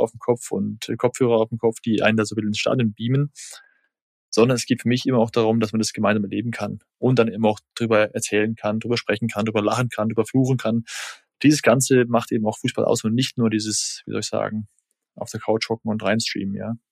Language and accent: German; Germany; bei uns in Deutschland